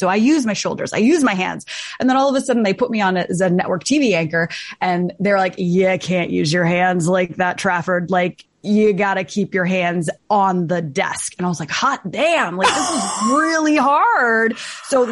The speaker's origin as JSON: {"language": "English", "town": "Toronto", "region": "Ontario", "country": "Canada", "tie": "born or raised there", "moved": "as an adult", "lives_now": "East Coast, Canada", "said": "I grew up in Toronto. I was born in Toronto, raised in Toronto, went to U of T"}